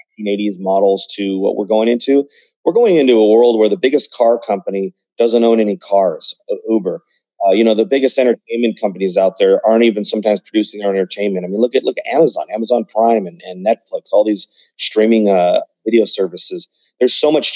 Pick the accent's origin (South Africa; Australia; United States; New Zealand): United States; I was born in the United States